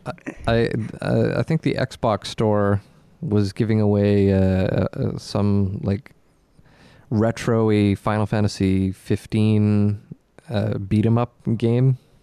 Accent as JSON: {"language": "English", "region": "Nova Scotia", "country": "Canada", "tie": "born or raised there", "said": "growing up in Nova Scotia"}